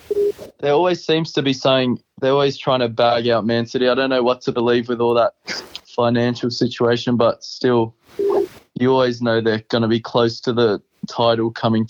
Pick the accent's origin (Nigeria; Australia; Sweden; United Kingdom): United Kingdom; England; Growing up, I was obsessed over in the UK